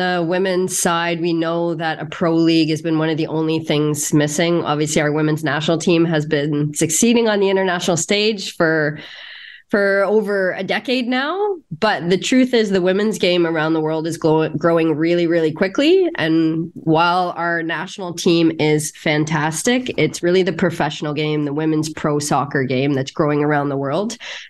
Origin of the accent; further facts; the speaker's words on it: Oakville, Ontario, Canada; I grew up in Oakville, so obviously not too far away.